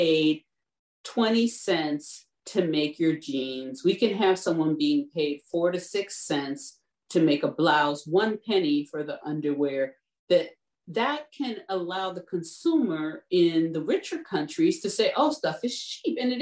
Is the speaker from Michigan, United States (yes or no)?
yes; Detroit, Michigan, United States; I'm from Detroit